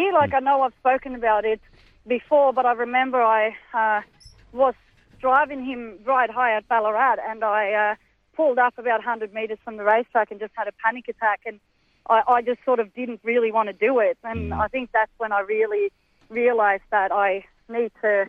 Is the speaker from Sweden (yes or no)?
yes; Sweden; now in Australia; I'm from Sweden.